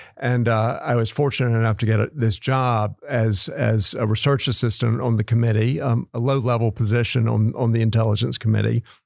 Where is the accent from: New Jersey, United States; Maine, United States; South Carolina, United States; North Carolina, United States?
North Carolina, United States; Clinton; now in Fort Worth, United States; I feel very much at home in Fort Worth, having grown up in North Carolina.